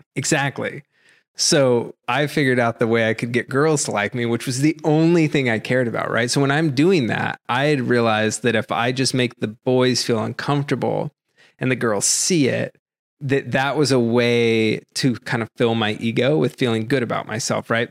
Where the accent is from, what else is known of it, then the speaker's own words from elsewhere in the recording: Massachusetts, United States; moved away; I grew up in Massachusetts